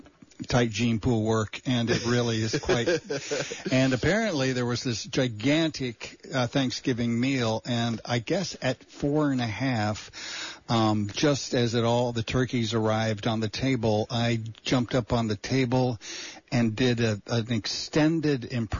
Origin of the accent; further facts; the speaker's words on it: Bakersfield, California, United States; now in Santa Cruz, United States; I was born in the Deep South. Wow. Yeah, Bakersfield, California. yeah, Bakersfield.